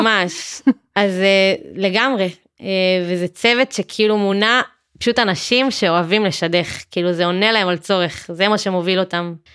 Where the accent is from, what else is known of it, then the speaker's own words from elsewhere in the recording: Matan, Central District, Israel; moved away as an adult; now in Beersheba, Israel; אני מאזור השרון, ממתן